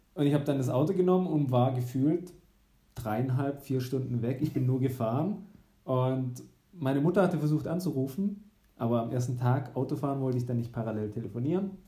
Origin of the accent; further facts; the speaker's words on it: Baden-Württemberg, Germany; meiner Heimatstadt, näher im Bodensee